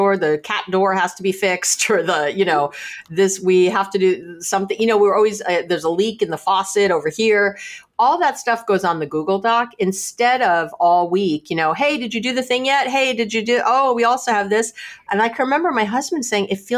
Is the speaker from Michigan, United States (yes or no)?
no; New York City, New York, United States; now in Berkeley, United States; I'm from New York City, but I'm here in Berkeley, California